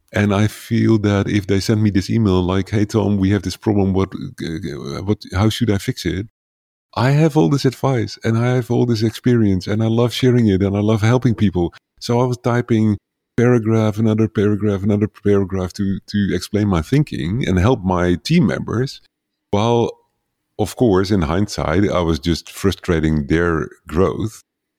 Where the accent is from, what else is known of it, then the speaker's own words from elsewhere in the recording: Netherlands; first language Dutch; English is a second language; very tiny village somewhere to the east of New York, like at the other side of the ocean. And so English is not my native language. But I find that most people around the world can understand my English better than they can understand my Dutch.